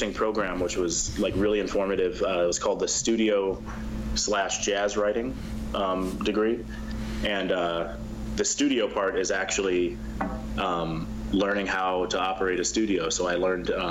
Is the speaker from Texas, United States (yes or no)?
no; Vancouver, Washington, United States; moved away as an adult; also born or lived in New York City / Miami; I usually tell people I'm from Portland, but I'm really from a suburb called Vancouver, Washington, which is right across the Columbia River. So I grew up playing in like a typical high school band program